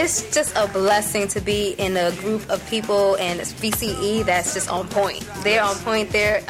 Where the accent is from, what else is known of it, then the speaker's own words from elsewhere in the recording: New York, United States; I'm from Brooklyn, New York.